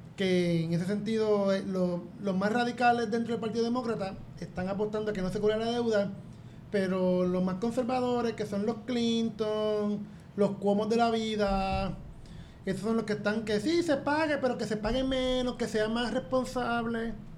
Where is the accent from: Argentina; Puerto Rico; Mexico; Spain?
Puerto Rico; moved away as an adult; now in Albany, United States; soy puertorriqueño